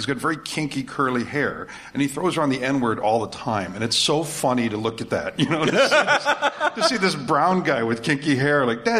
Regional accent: Hawaii, United States; I was born and raised in Hawaii.

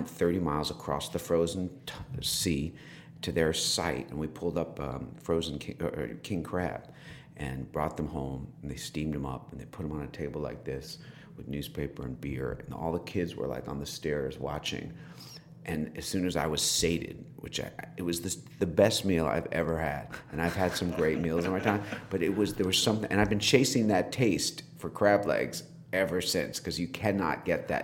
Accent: White Plains, New York, United States; also born or lived in New Rochelle, New York; I was raised in White Plains in Scarsdale.

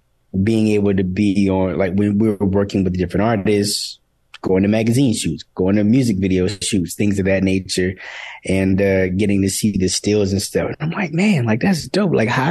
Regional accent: South Carolina, United States; also born or lived in Boston / Los Angeles; now in Atlanta, United States; You know, I spent my younger years in Boston. I was born in South Carolina. I went to high school in South Carolina.

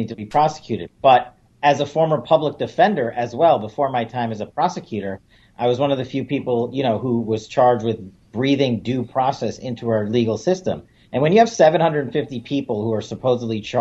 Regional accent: New Yorker, United States; as a New Yorker

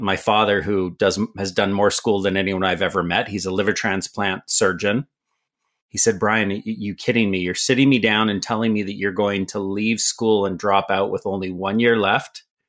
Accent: Canada; also born or lived in San Francisco, California, United States; I was born in San Francisco lived there till I was about seven years old, till my mother remarried and we moved to Canada, which is home today

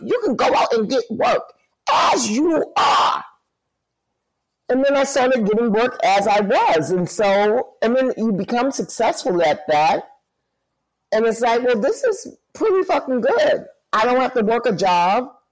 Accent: New York City, New York, United States; born and raised in New York City

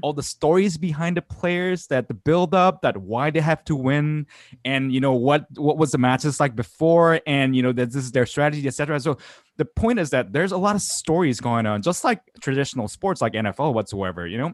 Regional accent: South Korea; in the nineties, uh, where I grew up in South Korea

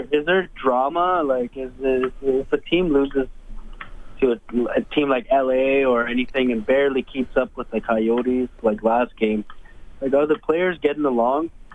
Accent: Alberta, Canada; I'm from Alberta

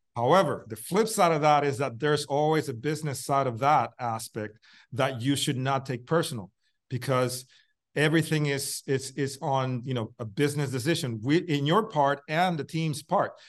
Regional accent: Puerto Rico; in the same area that I grew up in Puerto Rico

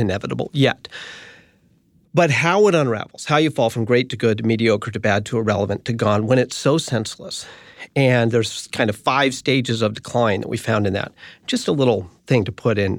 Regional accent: United States; also born or lived in San Francisco, California / Boulder, Colorado; I grew up in San Francisco and Boulder, Colorado.

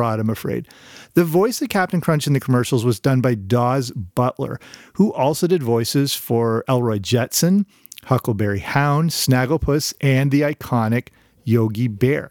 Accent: Canada; I grew up in Canada

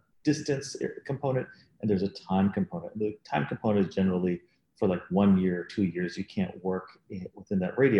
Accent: Dallas, Texas, United States; moved away as an adult; now in Chicago, United States; I'm not from Chicago, I'm from Dallas, Texas

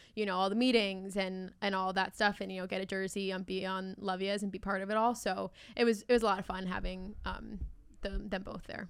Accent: Maryland, United States; I'm from Maryland

